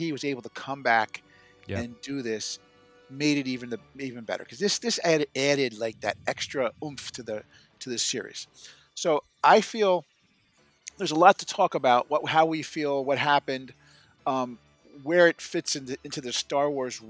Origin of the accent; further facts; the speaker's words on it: Plainfield, New Jersey, United States; my hometown of Plainfield, New Jersey